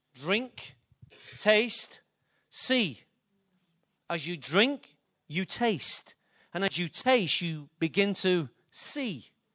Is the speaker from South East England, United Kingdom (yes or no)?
no; Manchester, North West England, United Kingdom; I'm from Openshaw